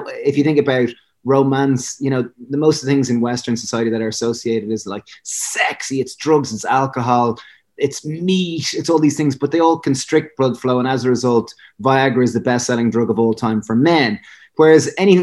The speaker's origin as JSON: {"language": "English", "country": "Ireland", "said": "I'm a divil being Irish"}